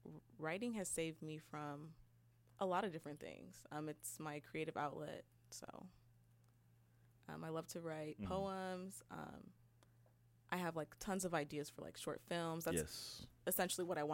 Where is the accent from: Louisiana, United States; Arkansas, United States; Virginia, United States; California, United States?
California, United States; Rancho Cucamonga; moved away as an adult; now in Arizona, United States; I'm from Rancho Cucamonga